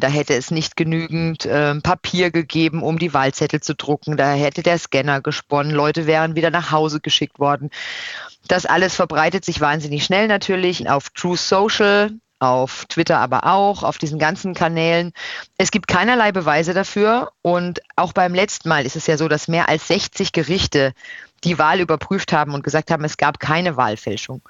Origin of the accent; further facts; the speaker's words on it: Odenwald, Baden-Württemberg, Germany; moved away as an adult; also born or lived in Brussels; now in Washington, D.C., United States; wo ich herkomme, dann sage ich immer erstmal Europa. Das ist meine gefühlte Heimat und dann stuft sich das ab. Dann kommt Deutschland, dann kommt Baden, dann kommt der Odenwald.